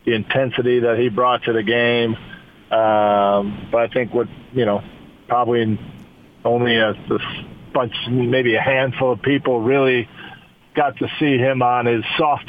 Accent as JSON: {"language": "English", "town": "Chicago", "region": "Illinois", "country": "United States", "tie": "born or raised there", "said": "I grew up in Chicago"}